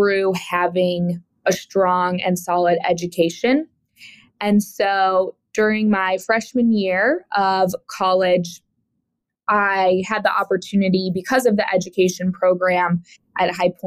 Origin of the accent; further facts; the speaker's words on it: Woodstock, Illinois, United States; moved away as an adult; also born or lived in High Point, North Carolina / Greensboro, North Carolina / New York City; I grew up in a small town called Woodstock, Illinois